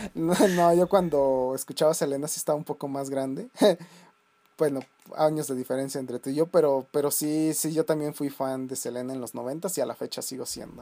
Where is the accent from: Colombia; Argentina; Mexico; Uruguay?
Mexico; Celaya, Guanajuato; moved away; en mi pueblo, donde yo antes este, vivía, allá en San Miguel Octopan, que es una un pueblito ahí de las lejanías de Celaya